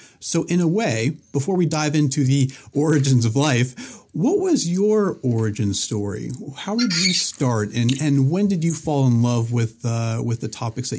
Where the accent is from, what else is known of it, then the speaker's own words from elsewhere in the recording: Concord, Massachusetts, United States; So I grew up outside of Boston in the Concord, Lexington area, and I have a lot of family in New Hampshire as well